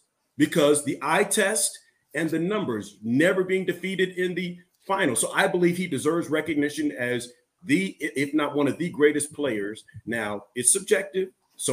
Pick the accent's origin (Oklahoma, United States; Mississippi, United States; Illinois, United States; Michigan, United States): Illinois, United States; just outside of Chicago; I grew up in Illinois, just outside of Chicago. I grew up a Bulls fan.